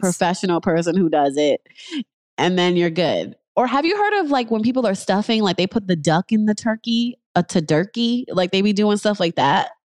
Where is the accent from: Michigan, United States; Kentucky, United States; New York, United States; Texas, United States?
New York, United States; moved away as an adult; also born or lived in Harlem; now in Los Angeles, United States; I'm in L A, I'm originally from New York